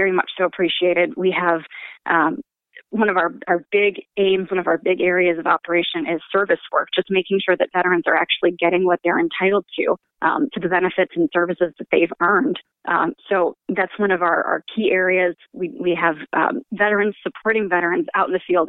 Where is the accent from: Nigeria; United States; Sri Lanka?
United States; Michigan; moved away as an adult; also born or lived in Japan; I'm originally from Michigan